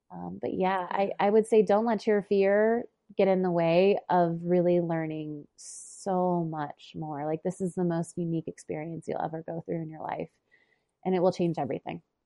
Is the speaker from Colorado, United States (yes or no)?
yes; Boulder, Colorado, United States; the cadaver labs are in Boulder. So it's like I'm taking the the training in my hometown